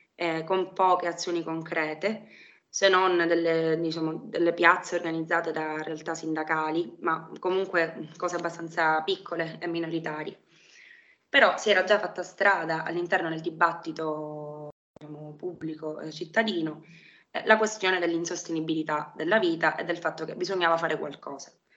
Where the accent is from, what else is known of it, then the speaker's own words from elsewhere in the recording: Palermo, Sicily, Italy; sono palermitana, eh, vivo a Palermo da, da sempre